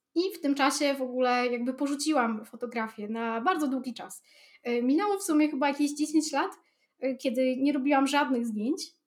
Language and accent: Polish; Białystok, Podlaskie Voivodeship, Poland; u mnie w Białym Stoku